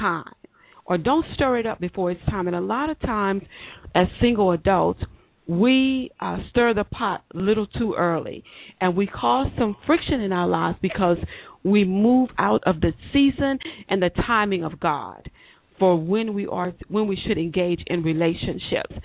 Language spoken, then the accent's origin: English; Baton Rouge, Louisiana, United States; I'm from Baton Rouge, Louisiana